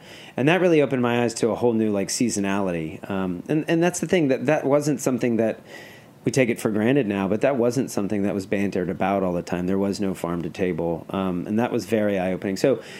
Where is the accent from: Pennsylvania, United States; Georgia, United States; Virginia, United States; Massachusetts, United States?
Georgia, United States; Atlanta; Yeah, so I'm from Atlanta, Georgia. I was raised there.